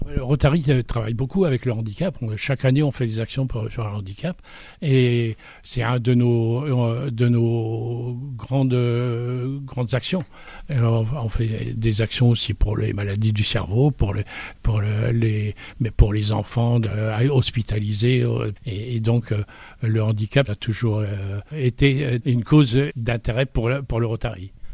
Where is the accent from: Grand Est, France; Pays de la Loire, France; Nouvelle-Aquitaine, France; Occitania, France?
Pays de la Loire, France; Saint-Vincent-du-Lorouër; je suis de Saint-Vincent-du-Leroy